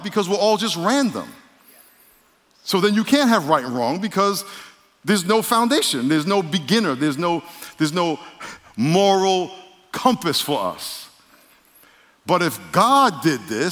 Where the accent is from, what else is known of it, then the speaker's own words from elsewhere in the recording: New York, United States; moved away; I'm from New York.